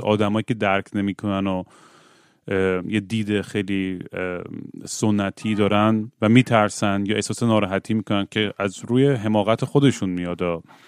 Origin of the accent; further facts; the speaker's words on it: Bushehr, Bushehr Province, Iran; منم بوشهر زیاد بودم دیگه بچه بوشهرم